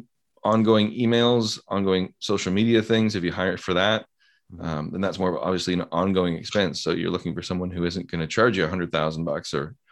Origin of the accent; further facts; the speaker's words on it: Canada; I'm also Canadian